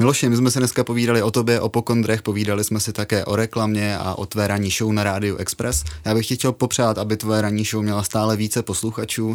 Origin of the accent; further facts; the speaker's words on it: Kopřivnice, Moravian-Silesian Region, Czechia; Já pocházím z Kopřivnice